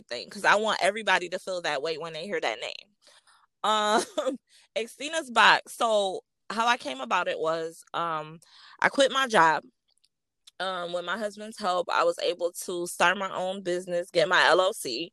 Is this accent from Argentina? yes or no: no; Rochester, New York, United States; I am from Rochester, New York